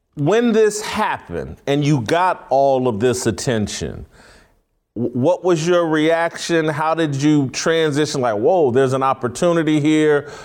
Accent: Indianapolis, Indiana, United States; I grew up in Indianapolis

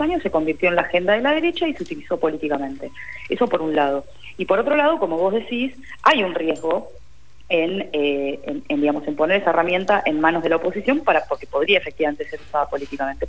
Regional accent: Argentina

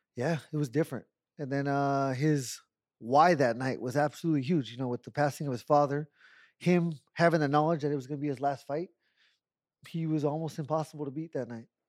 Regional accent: Tucson, Arizona, United States; I'm half Mexican, and I was born in Tucson

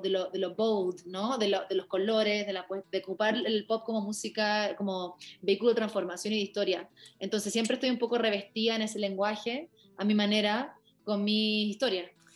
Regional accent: Chile

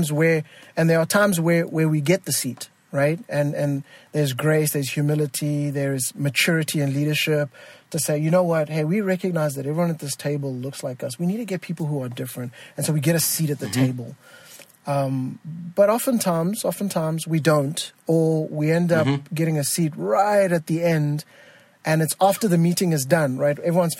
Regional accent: Botswana; if people are constantly hearing my accent, which is, you know, a combination of having grown to a British school because I'm from Botswana, and then watching Sesame Street and Big Bird

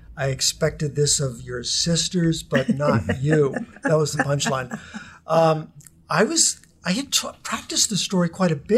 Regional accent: New Jersey, United States; moved away; also born or lived in Long Island, New York / Philadelphia / Utah; we moved to New Jersey when I was in about fifth grade, so I kind of feel like I was really New Jersey because I lived there until I graduated from high school

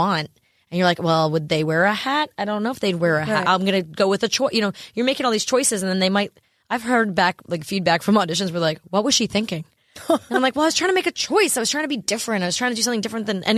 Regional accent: Sayville, New York, United States; I'm from Sayville, Long Island

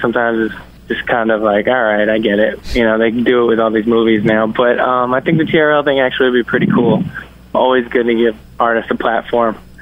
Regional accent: Yonkers, New York, United States; Yonkers is uh, right outside of New York City, so I kind of got the New York City uh, experience growing up

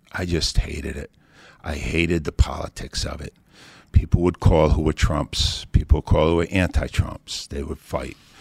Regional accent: New England, United States; now in Philadelphia, United States; I grew up in New England

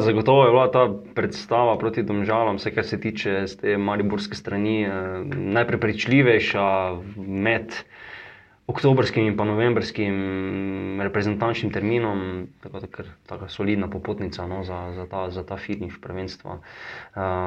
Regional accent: Slovenia

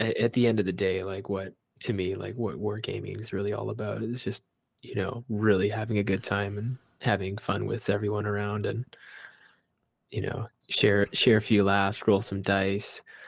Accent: Vancouver, British Columbia, Canada; I grew up in Chinatown. all my childhood

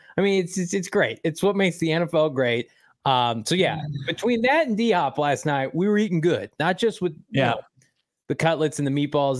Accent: Bloomington, Illinois, United States; 45 minutes from my hometown of Bloomington, Illinois

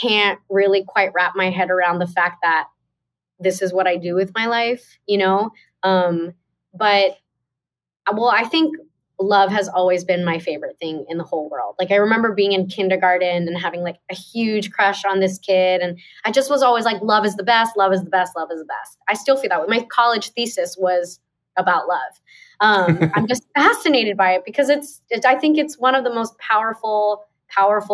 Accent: Torrance, California, United States; the town I was born in Torrance, California

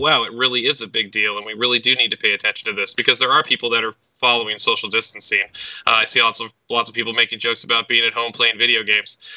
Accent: United States; moved away as an adult; now in South Korea; being an American

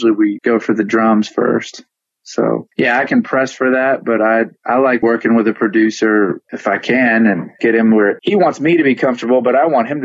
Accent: Richmond, Virginia, United States; moved away as an adult; also born or lived in Memphis, Tennessee; now in California, United States; I moved from Richmond, Virginia, where I'm from, to Memphis in 2001.

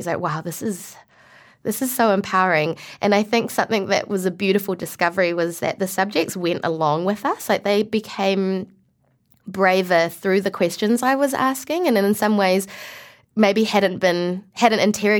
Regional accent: Malaysia; like, my cousin, because we're from Malaysia, my cousin is Muslim.

